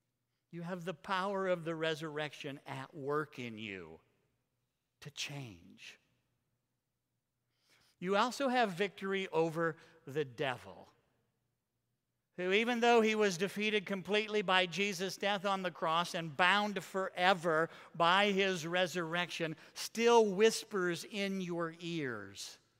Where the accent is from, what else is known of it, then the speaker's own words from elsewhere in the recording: Iowa, United States; The house that I grew up in Iowa, had from our bedroom windows a commanding view of the church's cemetery.